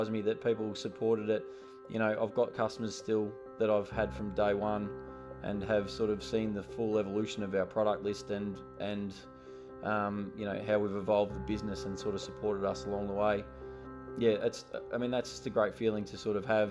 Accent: Ballarat, Victoria, Australia; I grew up in Western Victoria, in Ballarat.

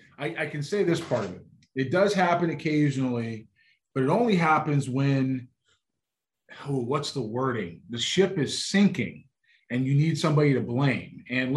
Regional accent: Los Angeles, California, United States; my hometown of Los Angeles, California

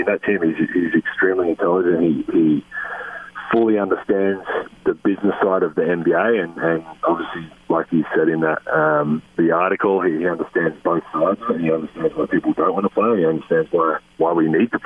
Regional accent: Australia; moved away as an adult; now in United States; being an Australian living in this country

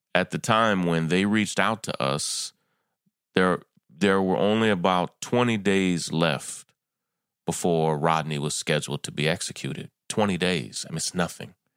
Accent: Kentucky, United States; I'm from Kentucky

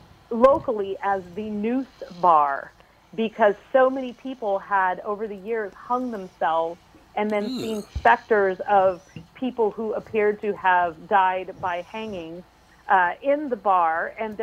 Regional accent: West Coast, United States; I came from the West Coast, and everything, every square inch of my city was developed.

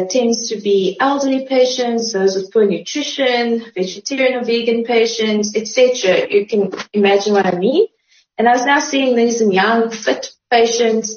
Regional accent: Uitenhage, Eastern Cape, South Africa; also born or lived in Graaff-Reinet; now in Port Elizabeth, South Africa; I moved over to Uitenhage when I was about 3. So I grew up in Uitenhage

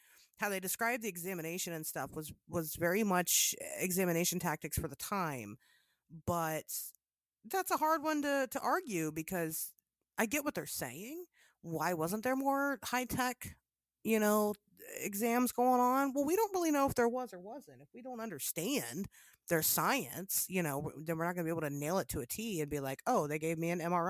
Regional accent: Midwest, United States; We're from the Midwest

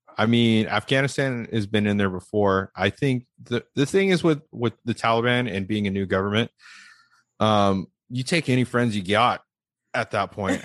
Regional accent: Las Vegas, Nevada, United States; I'm being from Las Vegas

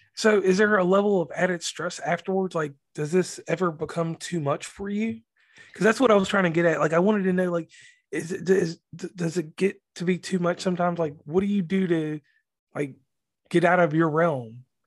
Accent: West Virginia, United States; I'm from the South. I'm from West Virginia

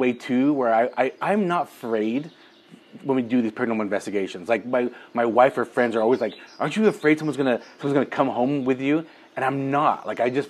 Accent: Utah, United States; we're from Utah. The dominant religion here is Mormon or the LDS Church. I was baptized and raised LDS

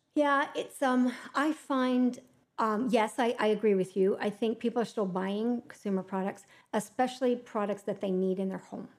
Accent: Canada; we're Canadian

